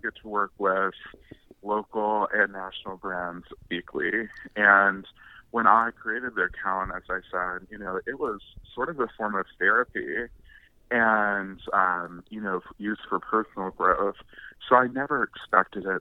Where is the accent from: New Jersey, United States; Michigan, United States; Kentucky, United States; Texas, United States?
Kentucky, United States; Russell County; also born or lived in Danville, Kentucky / Bowling Green, Kentucky; now in Louisville, United States; I am originally a country boy, born and raised in Russell County, Kentucky